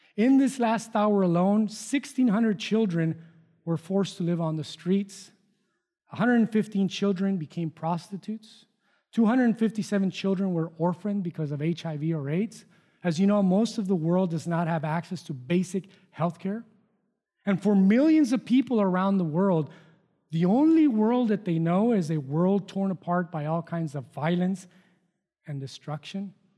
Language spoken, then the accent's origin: English; Mexico; moved away; I was born and raised in Mexico.